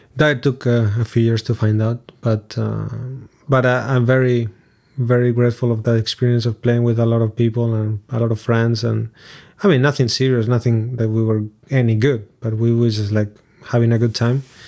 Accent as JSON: {"language": "English", "town": "Lugo", "region": "Galicia", "country": "Spain", "tie": "born or raised there", "also_born_or_lived": "Montevideo, Uruguay", "second_language": "English", "moved": "as an adult", "said": "Growing up in Lugo, it's a city in Galicia, which is the northwest of Spain"}